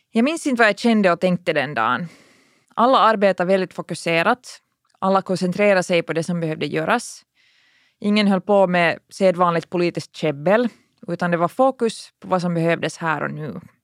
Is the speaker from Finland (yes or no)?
yes; Finland; vi här hemma i Finland